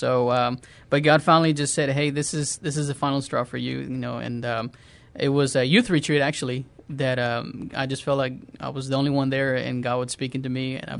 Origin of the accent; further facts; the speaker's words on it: San Antonio, Texas, United States; also born or lived in Mexico / New Jersey; I grew up in San Antonio. I was born in Mexico, and I've been here since I was 8 years old.